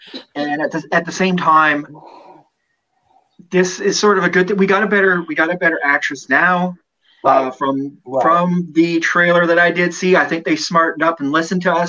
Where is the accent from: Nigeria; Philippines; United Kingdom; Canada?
Canada; also born or lived in Spring Hill, Nova Scotia; I'm Canadian